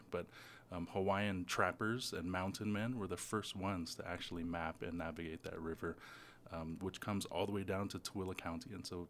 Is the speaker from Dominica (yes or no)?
no; New Zealand; now in Utah, United States; I was born in New Zealand on the North Island. My mom is from Hawaii and has Chinese and Korean ancestry as well. My dad's from Samoa.